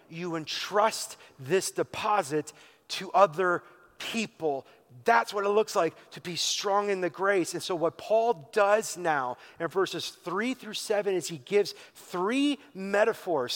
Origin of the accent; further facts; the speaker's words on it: Wisconsin, United States; Growing up in Wisconsin, on a good day and a bad day, you could always smell the farm